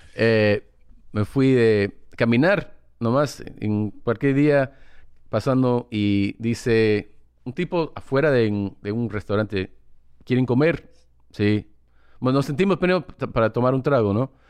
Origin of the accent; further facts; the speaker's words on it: United States; Spanish is a second language; yo soy mitad peruano, pero soy americano